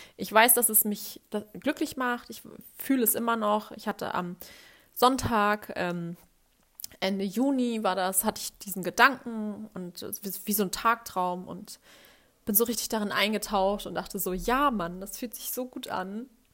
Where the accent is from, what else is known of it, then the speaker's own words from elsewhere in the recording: Hamburg, Germany; Ich bin Hamburgerin und ich liebe Hamburg